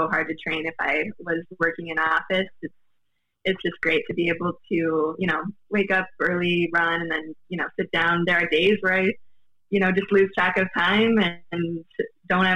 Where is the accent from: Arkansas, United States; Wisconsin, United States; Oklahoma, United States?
Wisconsin, United States; River Falls; I grew up in River Falls, Wisconsin